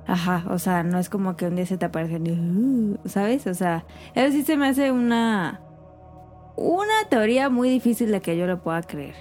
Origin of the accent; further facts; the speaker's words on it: Mexico; nosotros somos mexicanos